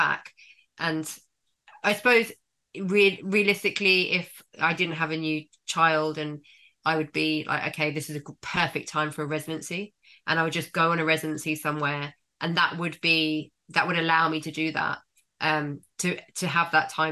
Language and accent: English; London, United Kingdom; moved away as an adult; now in Margate, United Kingdom; I've born and bred London. I'm Londoner